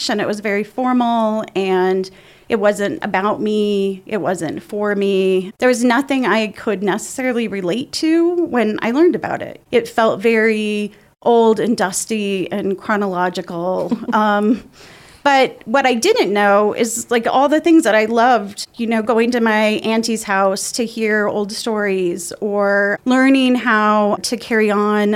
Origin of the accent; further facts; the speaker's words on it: La Junta, Colorado, United States; I grew up in La Junta, which is not far from Pueblo